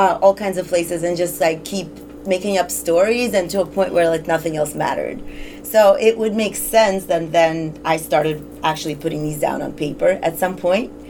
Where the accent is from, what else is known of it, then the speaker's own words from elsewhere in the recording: Russia; moved away; my own teenage years growing up in Russia